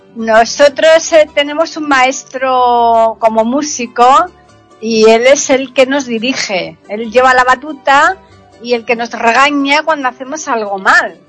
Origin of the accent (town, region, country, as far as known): Spain